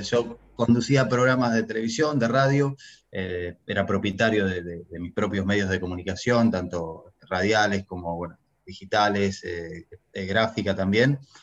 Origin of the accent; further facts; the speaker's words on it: Argentina; moved away as an adult; yo nací en Argentina, me crié en Argentina